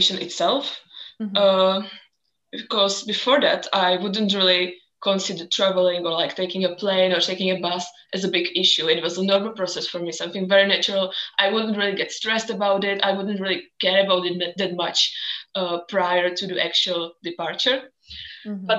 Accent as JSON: {"language": "English", "country": "Czechia", "also_born_or_lived": "Scotland / Belgium / Barcelona", "moved": "as an adult", "said": "I'm originally from the Czech Republic"}